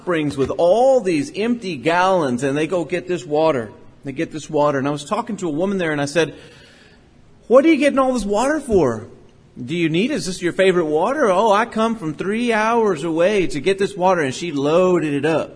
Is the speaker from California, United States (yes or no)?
no; Port Lavaca, Texas, United States; I grew up in Port Lavaca, Texas, and everybody goes fishing